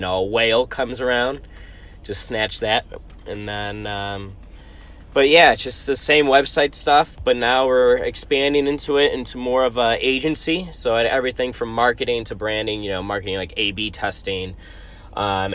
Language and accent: English; United States; I'm American